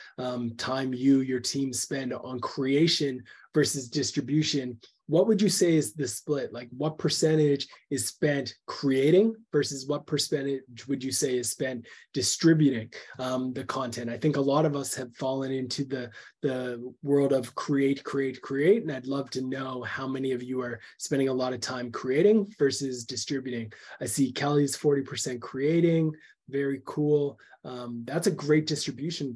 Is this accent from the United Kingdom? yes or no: no; Canada; I'm a Canadian